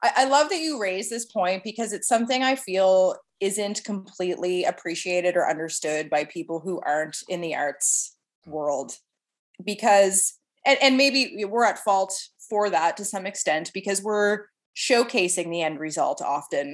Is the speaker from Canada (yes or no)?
yes; Clarence, Nova Scotia, Canada; now in Halifax, Canada; I grew up in a little farming community called Clarence